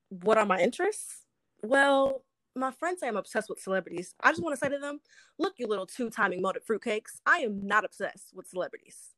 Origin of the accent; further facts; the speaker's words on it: Cleveland, Ohio, United States; now in Los Angeles, United States; I'm originally from Cleveland, Ohio, and I graduated from Howard in 2018. Um, I've been living out in Los Angeles for about two years now